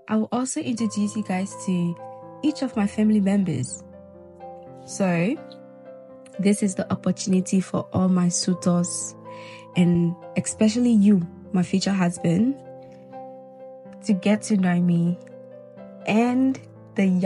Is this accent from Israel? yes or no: no; Guinea; I was born in Guinea, Zelikole. For those of you that don't know, Majority of people think I was born in Ghana or Nigeria. No, I'm a Guinea babe, okay?